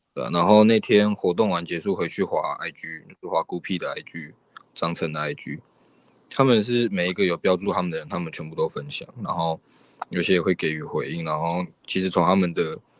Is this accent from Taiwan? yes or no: yes; Taiwan; 对我们台湾人来说